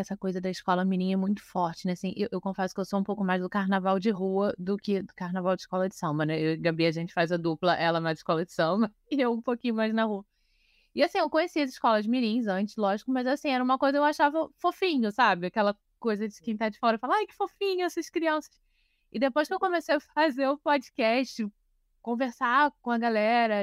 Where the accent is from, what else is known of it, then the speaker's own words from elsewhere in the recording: Rio de Janeiro, Brazil; Eu sou nascida e criada em Vila Isabel